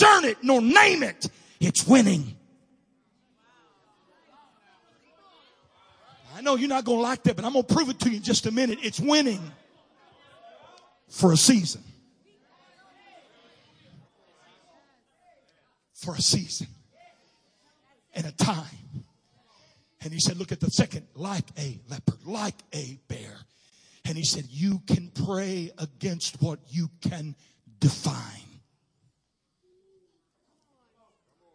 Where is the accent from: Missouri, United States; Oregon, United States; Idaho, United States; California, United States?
Missouri, United States; I'm from Missouri